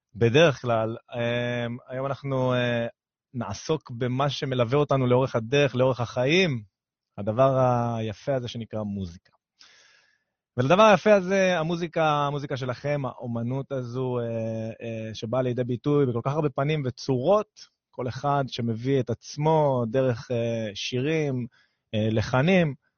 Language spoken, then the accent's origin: Hebrew; Ashkelon, Southern District, Israel; moved away; אני אשקלוני במקור, עיר קטנה בדרום על הים